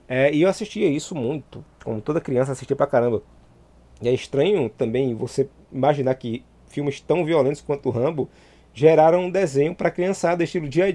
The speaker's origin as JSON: {"language": "Portuguese", "town": "Santa Cruz do Capibaribe", "region": "Pernambuco", "country": "Brazil", "tie": "born or raised there", "also_born_or_lived": "Caruaru", "said": "Eu nasci em Caruaru, mas fui criado numa cidade é, vizinha chamada Santa Cruz do Caparibe"}